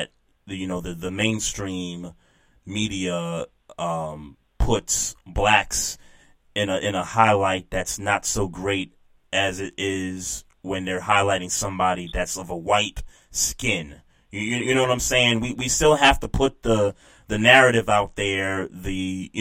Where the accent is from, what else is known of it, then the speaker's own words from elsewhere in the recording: New York City, New York, United States; also born or lived in Queens, New York; I was born in Queens, raised in Brooklyn